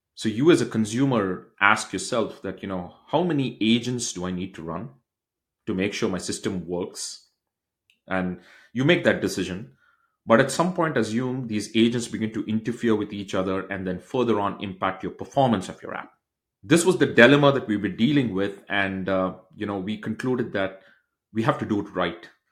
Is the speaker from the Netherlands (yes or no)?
no; Bangalore, Karnataka, India; moved away as an adult; now in United States; I grew up in a state in India called as Bangalore, which is south of India